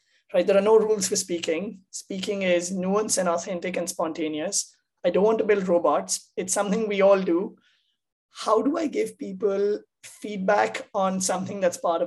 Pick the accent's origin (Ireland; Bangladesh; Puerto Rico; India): India; moved away as an adult; now in United States; I grew up in India